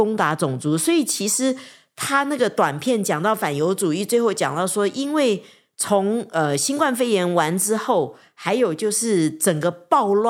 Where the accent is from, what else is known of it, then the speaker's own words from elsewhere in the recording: China; 人不为己，天诛地